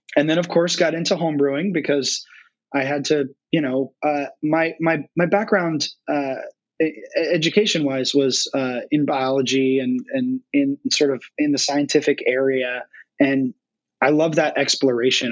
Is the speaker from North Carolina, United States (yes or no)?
yes; North Carolina, United States; moved away as an adult; now in Cincinnati, United States; born, born and raised in North Carolina